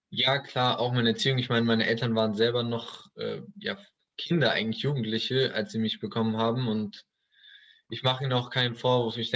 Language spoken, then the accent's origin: German; Duisburg, North Rhine-Westphalia, Germany; Ich bin in Duisburg groß geworden. Äh, Duisburg äh, kennen sicherlich einige, ist jetzt nicht dafür bekannt, die schönste Stadt in Deutschland zu sein.